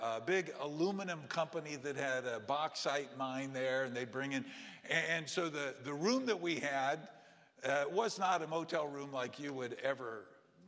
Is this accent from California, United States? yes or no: yes; California, United States; as a little kid growing up in California